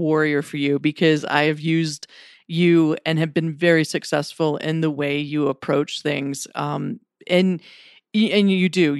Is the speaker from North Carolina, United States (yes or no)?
yes; North Carolina, United States; moved away as an adult; now in Colorado, United States; we're both from North Carolina